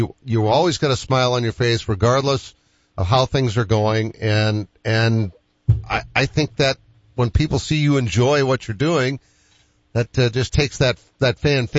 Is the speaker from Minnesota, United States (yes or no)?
no; Boston, Massachusetts, United States; I'm being from Boston.